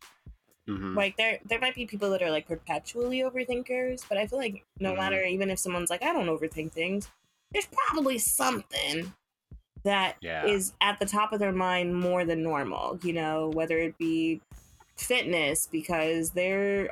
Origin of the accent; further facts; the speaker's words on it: Los Angeles, California, United States; moved away as an adult; now in New York, United States; from LA, born and raised, went to school in LA, went to college